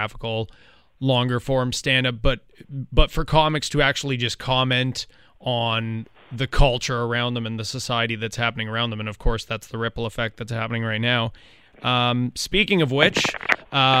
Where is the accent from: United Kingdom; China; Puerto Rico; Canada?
Canada; as a Canadian interviewer